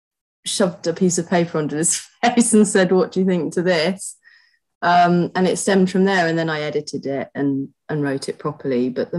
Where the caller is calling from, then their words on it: East of England, United Kingdom; I'm zooming in from my living room at home in Essex, mid-Essex.